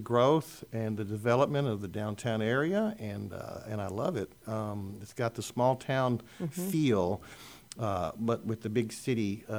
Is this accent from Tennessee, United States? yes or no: no; Corpus Christi, Texas, United States; I am born and raised in Corpus Christi